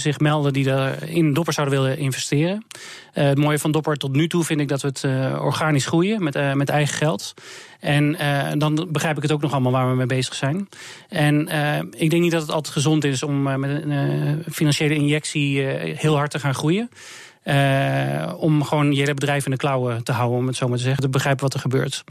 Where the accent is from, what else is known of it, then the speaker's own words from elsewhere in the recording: Netherlands; wij als Hollanders zeggen we